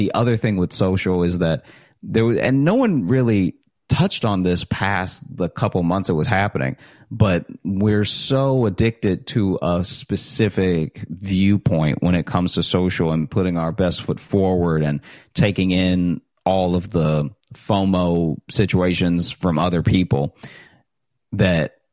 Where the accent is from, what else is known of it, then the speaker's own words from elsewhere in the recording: Alexandria, Louisiana, United States; moved away as an adult; also born or lived in Chicago; now in New York City, United States; growing up in Alexandria, Louisiana